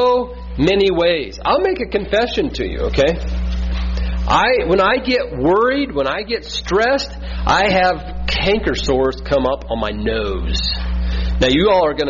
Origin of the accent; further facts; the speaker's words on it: Midwest, United States; We're from the Midwest